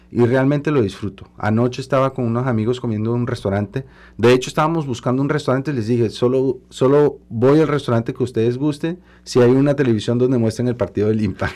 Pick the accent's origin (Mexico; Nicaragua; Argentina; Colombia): Colombia; now in Montreal, Canada; soy el segundo de origen latinoamericano y primer colombiano en la, en la Asamblea Nacional de Quebec